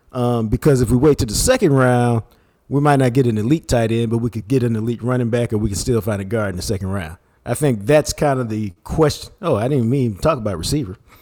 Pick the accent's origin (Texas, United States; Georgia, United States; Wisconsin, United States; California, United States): Texas, United States; Dallas; my house growing up in Oak Cliff